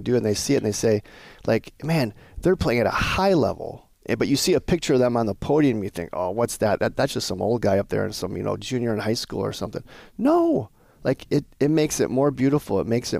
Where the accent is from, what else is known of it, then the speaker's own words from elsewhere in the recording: Montana, United States; I'm originally from Montana. There's a team from Montana this year.